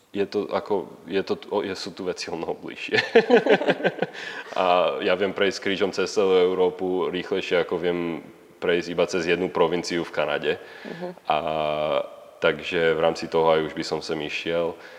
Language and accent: Slovak; Slovakia; moved away as an adult; now in Canada; furt som Slovák a furt tu mám rodinu a, a furt tu mám kamarátov